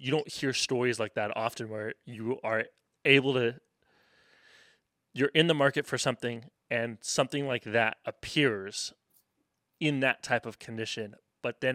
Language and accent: English; Tennessee, United States; accent: Tennessean; my Tennessean accent